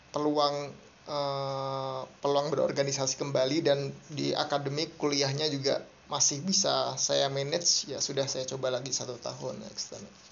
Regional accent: Semarang, Central Java, Indonesia; moved away as an adult; also born or lived in Jakarta; now in Bandung, Indonesia; Saya lahirnya di Semarang. Uh, dari kecil dari TK sampai kuliah uh, di Semarang di Undip.

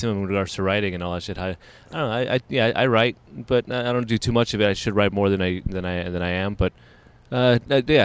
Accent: Inland Empire, California, United States; I'm from the Inland Empire

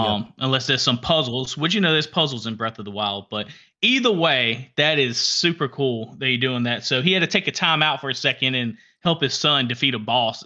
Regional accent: Alabama, United States; We're from Alabama

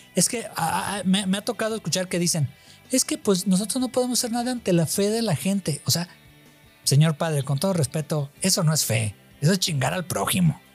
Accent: Mexico; somos machos mexicanos

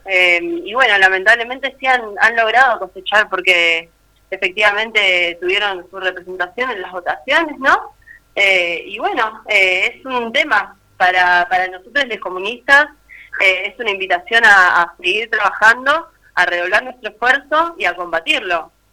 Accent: Argentina; generaciones y generaciones de argentinos y latinoamericanos

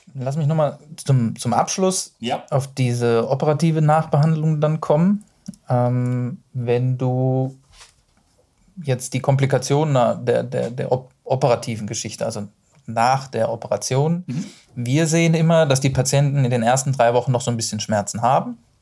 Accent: Duisburg, North Rhine-Westphalia, Germany; ich bin ja aus dem Rheinland, also ich bin ja aus Duisburg

